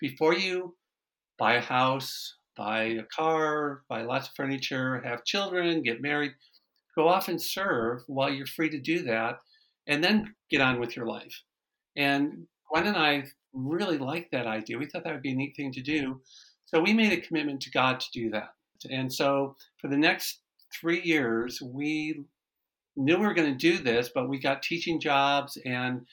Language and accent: English; Michigan, United States; I'm originally from Michigan.